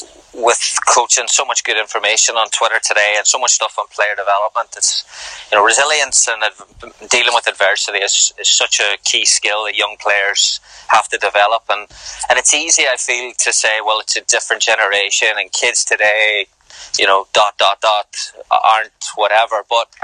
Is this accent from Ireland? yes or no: yes; Ireland; now in United States; I'm probably more American now than I am Irish